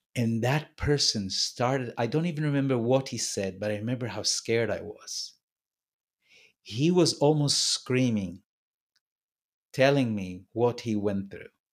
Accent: Tel Aviv, Tel Aviv District, Israel; how Tel Aviv was when I grew up.

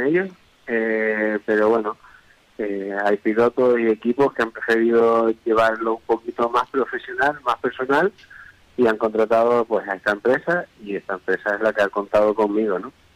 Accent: Tenerife, Canary Islands, Spain; nosotros somos de Tenerife

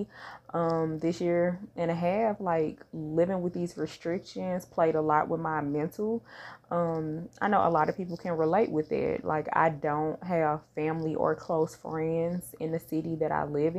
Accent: St. Louis, Missouri, United States; born or raised there; moved away

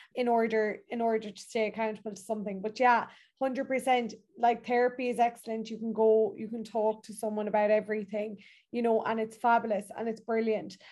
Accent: Ireland; as Irish people

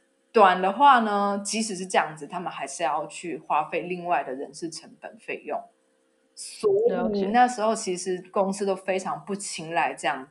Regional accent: Taiwan; moved away as an adult; now in Germany; 知道我是台湾人

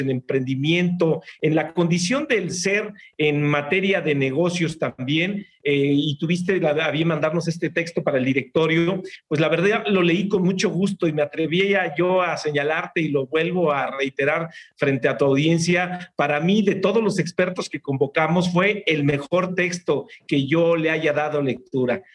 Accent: Mexico

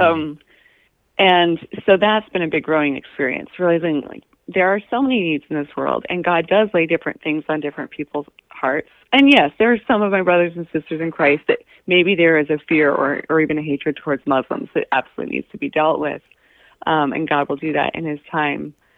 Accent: Anchorage, Alaska, United States; I grew up in Anchorage

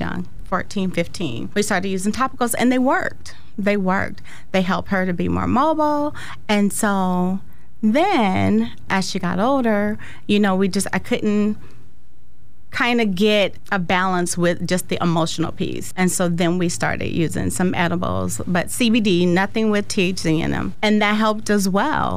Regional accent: Sacramento, California, United States; also born or lived in San Francisco; I'm from San Francisco, but Sacramento all of my formative years

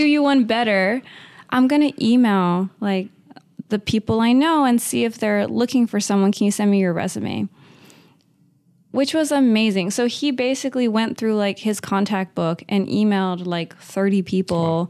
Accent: Uvalde, Texas, United States; moved away as an adult; also born or lived in Notre Dame, Indiana / Chicago; now in Los Angeles, United States; Born and raised in Uvalde, Texas.

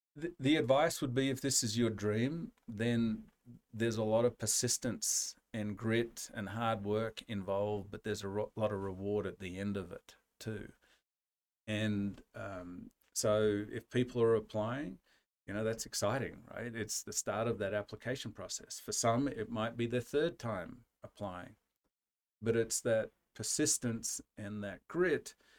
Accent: Australia; now in United States; we, Australians who live abroad

